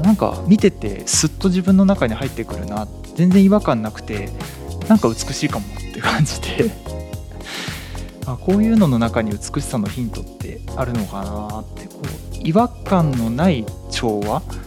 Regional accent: Nagasaki, Japan; now in Kanto, Japan; 自分があの出身が長崎の方で今住んでる関東とは少し遠かった

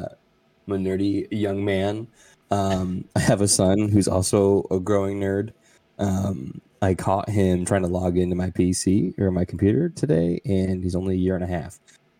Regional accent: Bronx, New York, United States; Doctor Who? I'm from the Bronx.

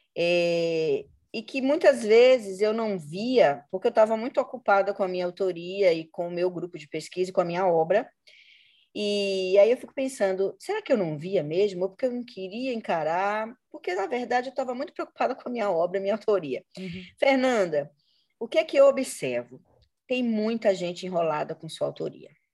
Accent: Salvador, Bahia, Brazil; now in Rio de Janeiro, Brazil; eu sou na Bahia eu sou lida como branca, porque eu nasci em Salvador

